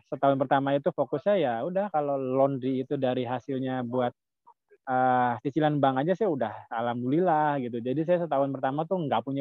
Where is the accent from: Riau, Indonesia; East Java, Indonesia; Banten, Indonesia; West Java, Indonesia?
West Java, Indonesia; Cirebon; Saya kan dari Cirebon.